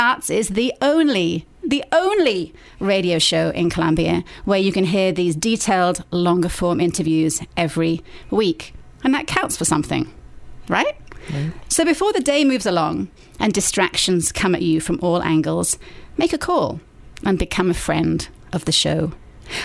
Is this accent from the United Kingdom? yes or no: yes; England, United Kingdom; accent: English; now in Columbia, United States; my English accent